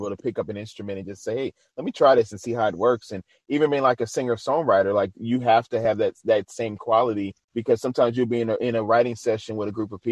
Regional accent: New Orleans, Louisiana, United States; moved away; I'm originally from New Orleans.

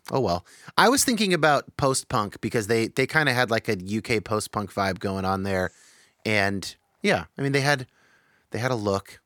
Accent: California, United States; I was born to, like, two Jesus movement boomers in California

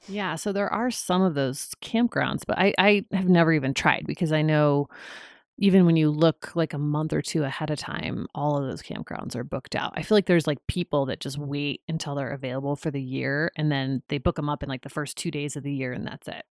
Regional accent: Ventura County, California, United States; also born or lived in Hawaii; I grew up in Ventura County

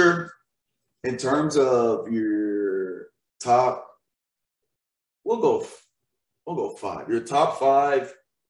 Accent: Nashville, Tennessee, United States; moved away; I'm from Nashville.

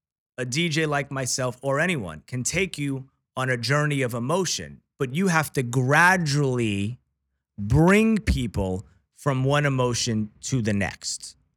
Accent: New York, United States; I was too young, but I followed it, obviously, right? As a New Yorker.

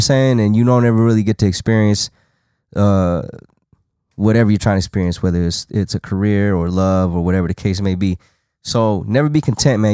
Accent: Las Vegas, Nevada, United States; I was from Vegas.

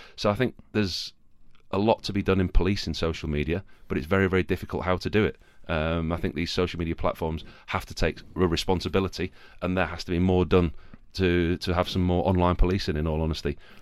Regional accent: Yorkshire and the Humber, United Kingdom; Yorkshire. I'm a Yorkshireman.

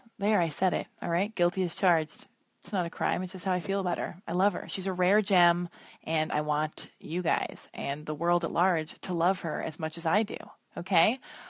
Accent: Los Angeles, California, United States; We were both born and raised in Los Angeles, which is a rarity.

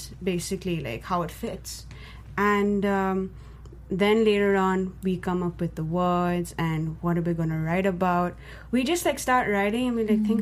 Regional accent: India; me being Indian

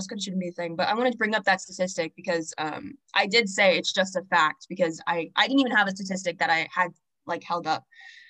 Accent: Texas, United States; first language English; I'm American and I'm an English speaker. That's my first language.

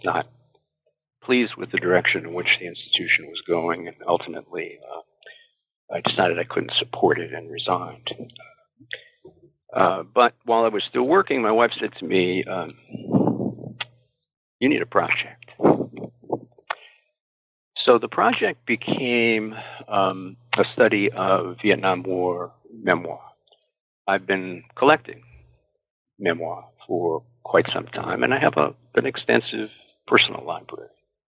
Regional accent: Springfield, Massachusetts, United States; I grew up in Springfield, Massachusetts, graduated from St. Michael's College in Vermont

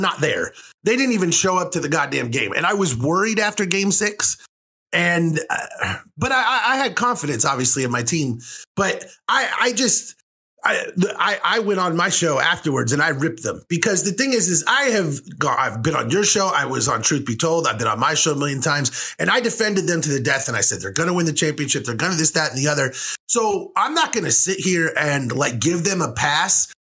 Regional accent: Phoenix, Arizona, United States; moved away; also born or lived in Czech Republic; I grew up in Phoenix

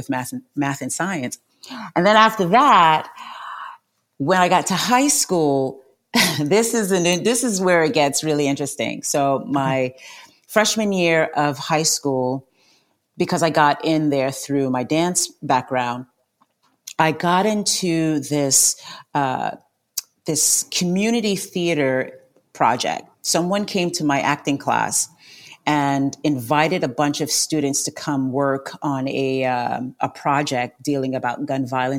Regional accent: New York, United States; I was born in New York and my family's originally from Guyana

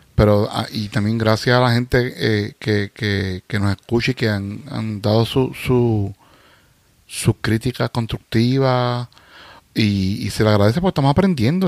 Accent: Puerto Rico; moved away as an adult

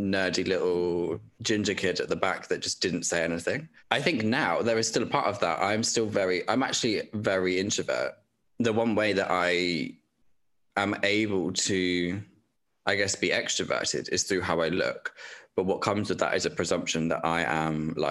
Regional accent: Dorset, South West England, United Kingdom; that was in Dorset. So that was in my hometown

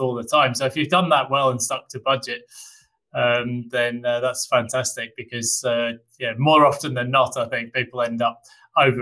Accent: United Kingdom; now in Australia; I, being a Brit

